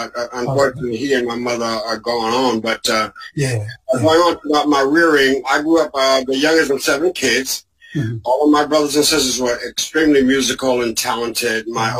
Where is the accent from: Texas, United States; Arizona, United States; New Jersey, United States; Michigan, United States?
New Jersey, United States; Newark; I grew up in a preacher's home. My father and mother were preachers. My father, the name of the church was Ebenezer Baptist Church in Newark, New Jersey